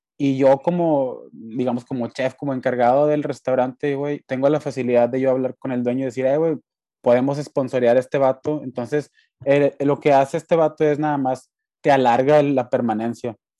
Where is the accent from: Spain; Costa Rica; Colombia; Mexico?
Mexico; moved away; soy de México